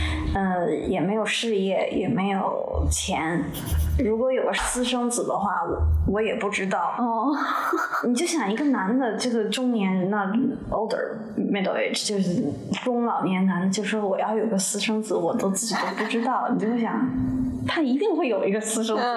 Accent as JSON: {"language": "Chinese", "country": "China", "moved": "as an adult", "lives_now": "United States", "said": "你刚我刚从中国搬到。Iowa 的时候写中国的事情，我离开的 Iowa 以后开始写东中西部的事情。"}